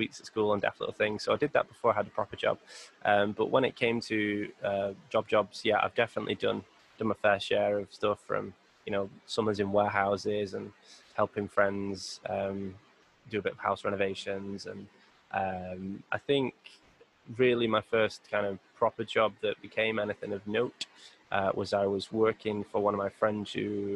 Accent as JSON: {"language": "English", "town": "Bury", "region": "North West England", "country": "United Kingdom", "tie": "born or raised there", "said": "I grew up in a little area called Bury, which is the suburb of Manchester."}